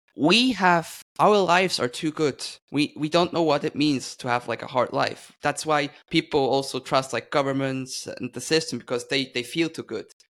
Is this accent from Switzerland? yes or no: yes; Switzerland; I'm from Switzerland